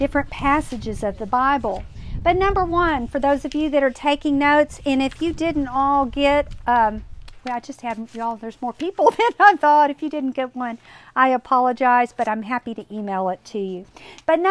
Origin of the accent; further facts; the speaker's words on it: Kerrville, Texas, United States; I grew up in Kerrville